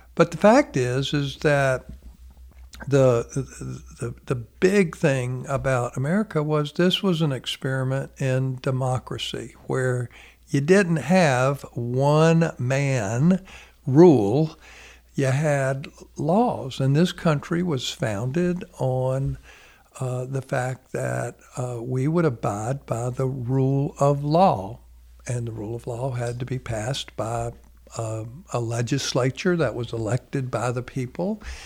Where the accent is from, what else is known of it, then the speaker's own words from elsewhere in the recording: United States; being an American